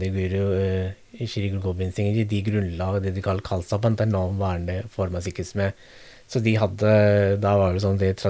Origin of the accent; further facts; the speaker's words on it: Norway; For de hadde de kanskje ikke det samme fordelet som vi har nå. Da. Vi er født og oppvokst her i Norge.